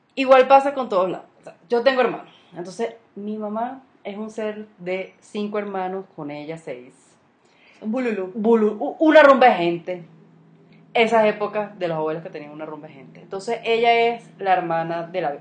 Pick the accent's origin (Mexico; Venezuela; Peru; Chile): Venezuela; moved away; uno hoy como venezolano